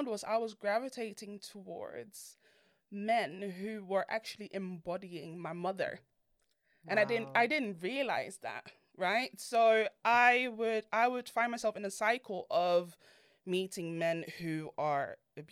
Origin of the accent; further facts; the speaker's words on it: Netherlands; I grew up in Holland, and I was raised by immigrant parents. They're both from Ghana